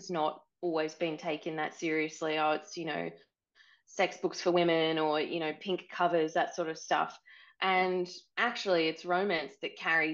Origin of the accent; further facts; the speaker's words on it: Australia; now in New Zealand; I'm Australian, but I live in New Zealand